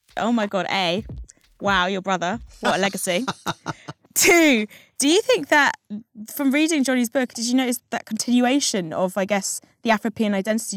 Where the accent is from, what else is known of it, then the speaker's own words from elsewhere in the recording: England, United Kingdom; I happened to be English, white English mixed race.